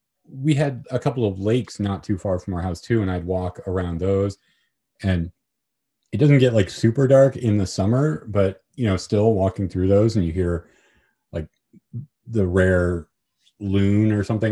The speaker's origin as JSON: {"language": "English", "town": "Anchorage", "region": "Alaska", "country": "United States", "tie": "born or raised there", "said": "Like I grew up in Anchorage, kind of a suburban area"}